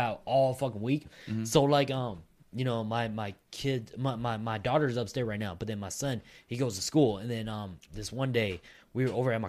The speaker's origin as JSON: {"language": "English", "country": "United States", "tie": "born or raised there", "said": "I grew up in America. I don't speak Hmong like that."}